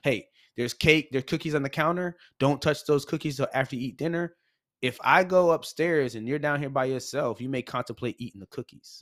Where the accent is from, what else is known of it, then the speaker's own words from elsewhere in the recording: Massachusetts, United States; moved away as an adult; also born or lived in North Carolina; we grew up in Massachusetts, uh, well, our teen years